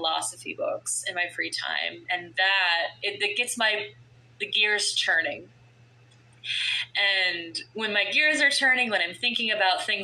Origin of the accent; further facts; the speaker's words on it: Florida, United States; I grew up in Florida